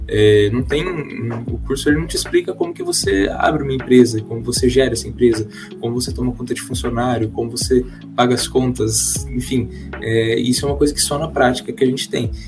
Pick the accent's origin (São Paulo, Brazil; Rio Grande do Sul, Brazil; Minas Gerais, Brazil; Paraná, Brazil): São Paulo, Brazil; Marília; moved away as an adult; now in Londrina, Brazil; sou nascido, criado, sempre vivi em Marília, no interior de São Paulo